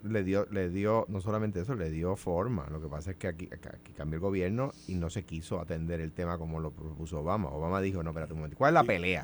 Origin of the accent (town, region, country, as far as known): Puerto Rico